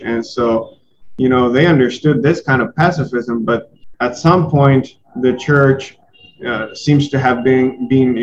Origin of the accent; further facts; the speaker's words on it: Mexico; I'm from Mexico and I love Mexico